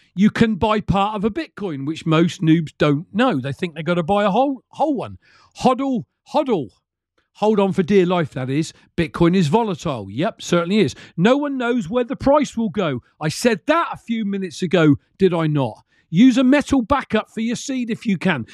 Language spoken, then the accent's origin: English; United Kingdom